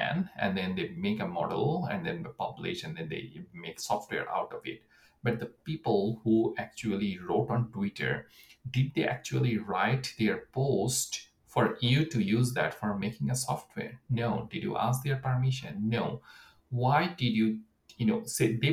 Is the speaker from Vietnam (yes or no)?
no; Bangladesh; moved away as an adult; also born or lived in United States; now in Canada; I'm coming from Bangladesh. So my education was in US.